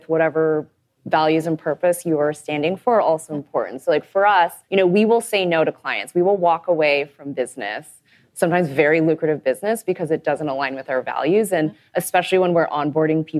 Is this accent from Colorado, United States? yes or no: no; Texas, United States; I'm from Texas.